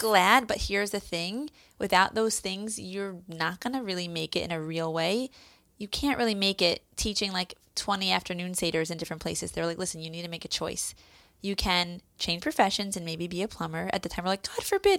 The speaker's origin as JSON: {"language": "English", "town": "Philadelphia", "region": "Pennsylvania", "country": "United States", "tie": "born or raised there", "moved": "as an adult", "lives_now": "Israel", "said": "I went to Salman Shechter growing up in Philadelphia"}